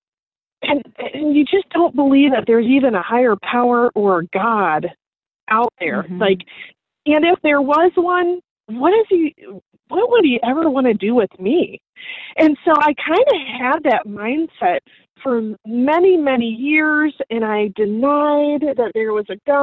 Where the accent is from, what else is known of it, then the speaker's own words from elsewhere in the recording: Ohio, United States; moved away as an adult; now in Clearwater, United States; I was born and raised in Ohio